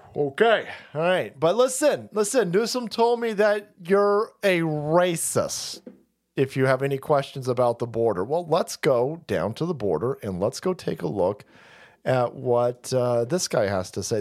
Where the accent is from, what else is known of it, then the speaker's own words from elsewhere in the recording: California, United States; As a Californian